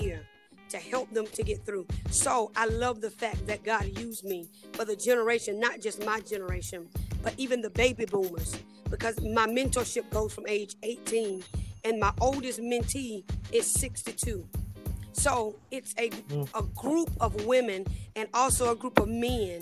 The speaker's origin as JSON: {"language": "English", "town": "Pelham", "region": "Georgia", "country": "United States", "tie": "born or raised there", "moved": "as an adult", "lives_now": "Columbus, United States", "said": "my hometown is Pelham, Georgia. And I moved here to Columbus, Georgia"}